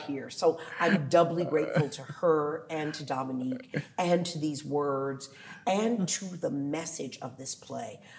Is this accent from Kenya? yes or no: no; Washington, District of Columbia, United States; also born or lived in Philadelphia; my hometown of DC